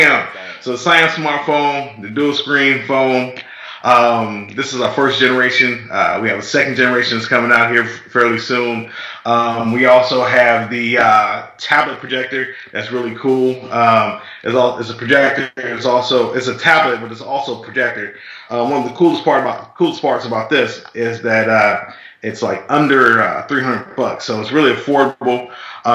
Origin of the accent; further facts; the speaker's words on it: Detroit, Michigan, United States; I grew up in Detroit